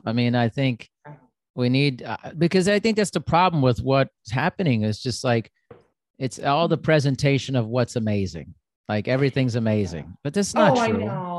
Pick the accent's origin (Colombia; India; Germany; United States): Germany; Like, I grew up in Europe too, like partially. So it's like I was born in Germany and there's just some more directness about it.